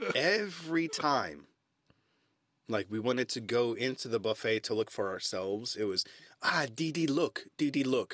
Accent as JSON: {"language": "English", "country": "United States", "also_born_or_lived": "London, United Kingdom", "moved": "as an adult", "lives_now": "Stockholm, Sweden", "said": "as an American"}